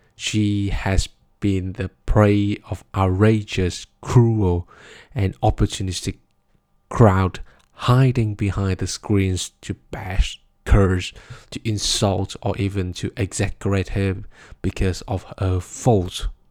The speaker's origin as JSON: {"language": "English", "country": "Vietnam", "said": "Vietnam, my home country, a small country in Southeast Asia"}